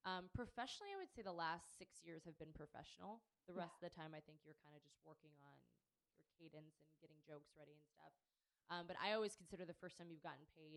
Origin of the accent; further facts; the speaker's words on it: Pittsburgh, Pennsylvania, United States; growing up in Pittsburgh, Carnegie Mellon, Pittsburgh Playhouse, and the Conservatory Theater